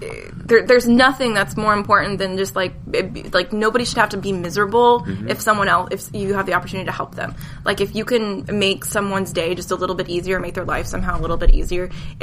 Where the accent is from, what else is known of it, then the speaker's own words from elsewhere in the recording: Midwest, United States; Like, growing up in the Midwest, like, everybody had about the same